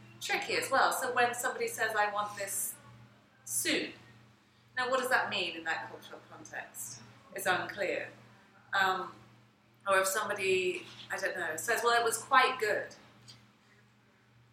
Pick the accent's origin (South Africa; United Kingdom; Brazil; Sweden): United Kingdom; England; moved away as an adult; now in United States; I'm from England